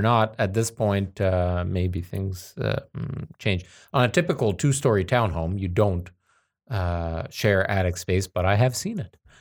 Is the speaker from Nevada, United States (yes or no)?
yes; Las Vegas, Nevada, United States; moved away; a kid growing up in Vegas, I, uh, we lived at that time in, so we lived in Summerlin